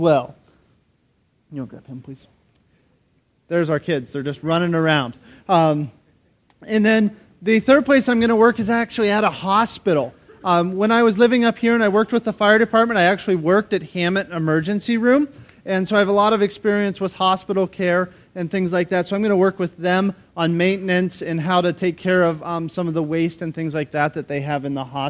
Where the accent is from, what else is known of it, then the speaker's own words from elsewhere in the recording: United States; I grew up in Crawford County, so one county south.